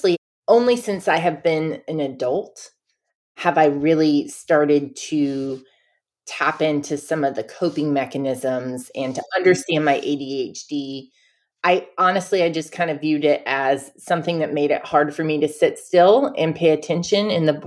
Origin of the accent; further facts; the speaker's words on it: Cullowhee, North Carolina, United States; moved away as an adult; also born or lived in Oberlin, Ohio; I'm from Cullowhee, North Carolina. It's an hour southwest of Asheville, North Carolina, which is kind of the nearest landmark that people will know of. So I grew up basically in the Great Smoky Mountains National Park.